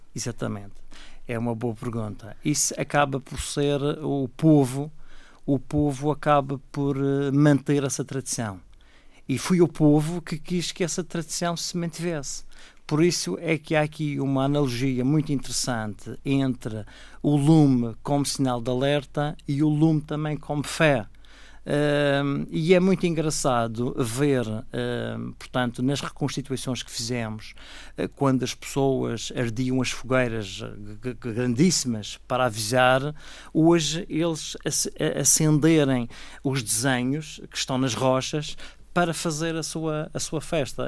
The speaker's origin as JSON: {"language": "Portuguese", "town": "Machico", "region": "Madeira", "country": "Portugal", "tie": "born or raised there", "said": "Os meus pais são de Mexico e eu a minha juventude passei toda em, em Mexico"}